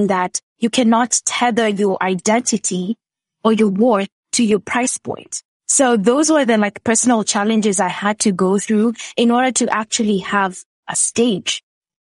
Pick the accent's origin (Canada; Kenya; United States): Kenya; born or raised there